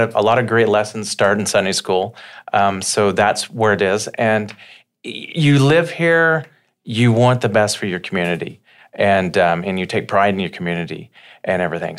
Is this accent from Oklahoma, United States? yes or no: yes; Slaughterville, Oklahoma, United States; I grew up in Slaughterville, Oklahoma